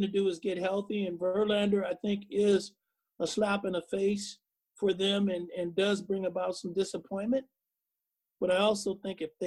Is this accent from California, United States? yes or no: yes; Oakland, California, United States; I grew up in Oakland. Used to sneak in the ballpark.